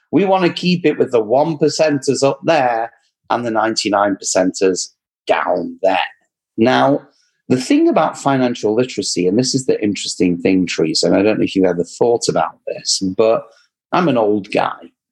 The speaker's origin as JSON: {"language": "English", "region": "England", "country": "United Kingdom", "accent": "English", "said": "my English accent"}